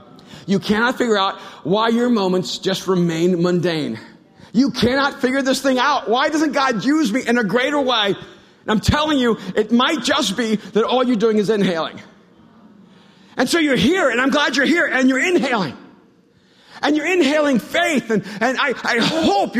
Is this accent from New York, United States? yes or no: no; Miami, Florida, United States; also born or lived in El Salvador; When I grew up in Miami, when we came over from El Salvador.